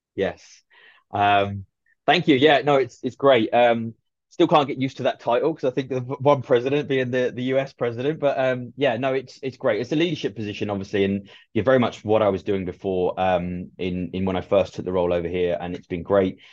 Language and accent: English; Ipswich, East of England, United Kingdom; moved away as an adult; now in United States; I was just about to be scouted for playing football for my local team to transfer into Ipswich's then academy